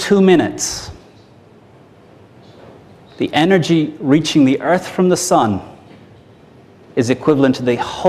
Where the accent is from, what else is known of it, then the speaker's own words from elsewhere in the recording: Ireland; I'm Irish, 38 years old.